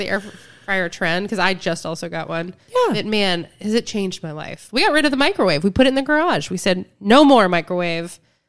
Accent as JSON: {"language": "English", "town": "Cincinnati", "region": "Ohio", "country": "United States", "also_born_or_lived": "Los Angeles", "moved": "yes", "said": "I lived in LA for almost 10 years. I'm from Cincinnati."}